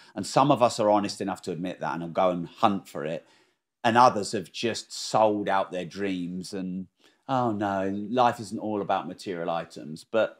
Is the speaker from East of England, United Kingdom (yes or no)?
yes; Peterborough, East of England, United Kingdom; also born or lived in Newmarket / Bury St Edmunds / Cambridge; I actually don't like Peterborough probably is my home, even though I wasn't born there. because I was born in Newmarket but didn't live there very long, and then Bury St Edmunds didn't live there very long